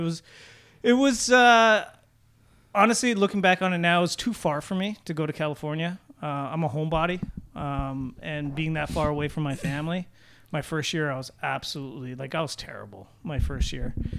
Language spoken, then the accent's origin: English; Oakville, Ontario, Canada; I'm from Oakville